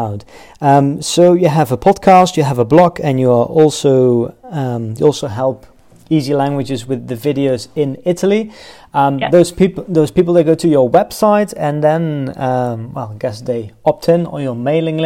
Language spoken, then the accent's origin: English; Netherlands; English is a second language